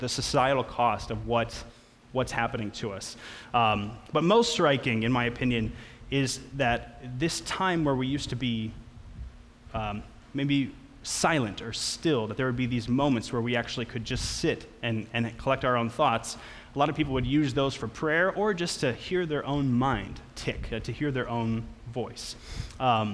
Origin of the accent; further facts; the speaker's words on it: Litchfield, Minnesota, United States; I grew up with him in Litchfield, Minnesota